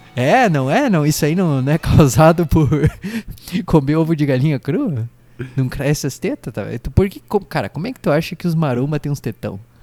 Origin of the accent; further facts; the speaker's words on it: Brazil; a gente é brasileiro